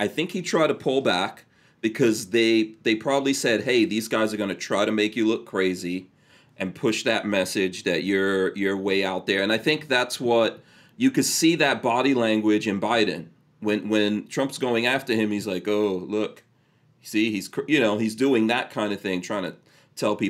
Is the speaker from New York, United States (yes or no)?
yes; New York City, New York, United States; I grew up in New York City.